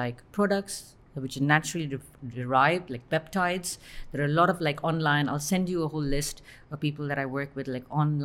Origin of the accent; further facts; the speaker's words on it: Bahrain; I was born and brought up in Bahrain.